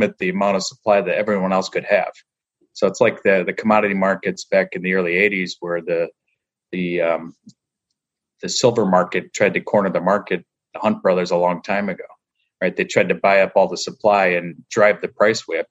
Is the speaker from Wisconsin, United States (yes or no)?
yes; north of Green Bay, Wisconsin, United States; now in Chicago, United States; I grew up in Wisconsin, so I'm just north of Green Bay